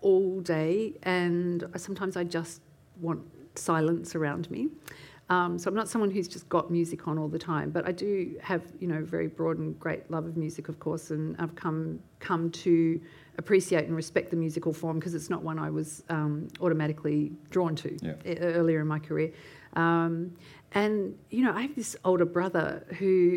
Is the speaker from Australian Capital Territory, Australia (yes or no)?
yes; Canberra, Australian Capital Territory, Australia; growing up in Canberra, knowing that we had this dad that had escaped